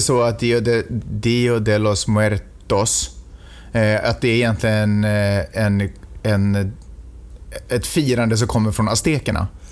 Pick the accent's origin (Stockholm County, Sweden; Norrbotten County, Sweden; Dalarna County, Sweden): Stockholm County, Sweden; Stockholm; now in Santa Monica, United States; jag är i och för sig född och uppvuxen i Stockholm